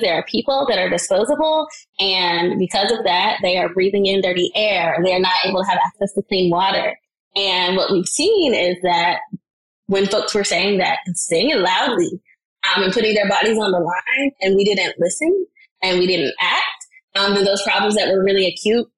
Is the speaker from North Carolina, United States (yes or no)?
yes; North Carolina, United States; I live in and I'm from North Carolina